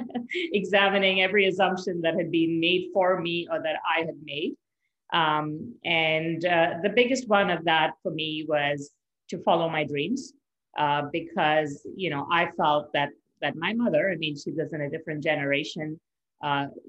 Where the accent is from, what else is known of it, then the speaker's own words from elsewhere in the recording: Mumbai, Maharashtra, India; moved away as an adult; now in Canada; I grew up in India. I was actually born in Canada. But my family then moved back when I was 8 months old. So I spent sort of the majority of my growing years from 8 months to the age of 21 in India